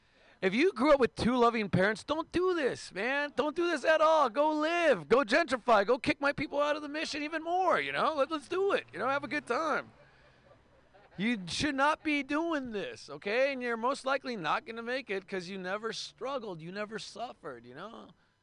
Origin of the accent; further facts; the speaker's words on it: Mexicali, Baja California, Mexico; I'm from Mexicali, Mexico, in Portland, Oregon, which means like a great game of murder, kidnapping, and hacky sack.